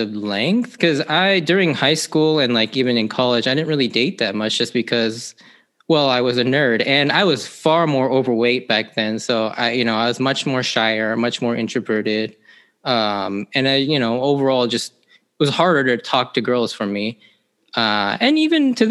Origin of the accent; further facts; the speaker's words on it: Seattle, Washington, United States; I grew up here in the Seattle area pretty much my entire life.